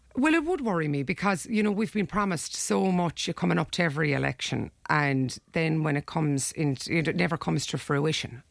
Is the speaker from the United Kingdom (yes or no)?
no; Ireland; we're Irish people. We live in Ireland. You know, we grew up here